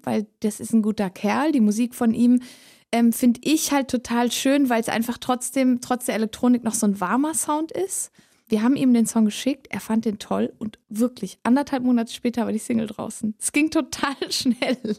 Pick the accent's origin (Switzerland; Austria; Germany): Switzerland; accent: Swiss German; first language Swiss German; German is a second language; das Schweizerdeutsch bleibt meine Muttersprache